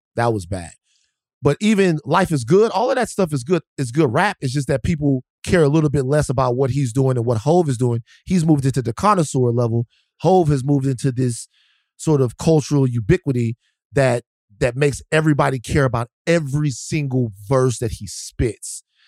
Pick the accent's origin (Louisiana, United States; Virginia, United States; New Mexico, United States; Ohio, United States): Louisiana, United States; Baton Rouge; I'm from Baton Rouge